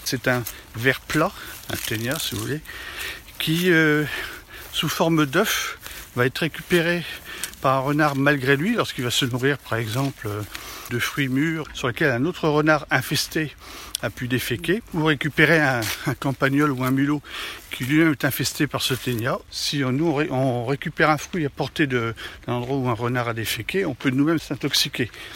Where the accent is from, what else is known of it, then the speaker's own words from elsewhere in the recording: France; on est français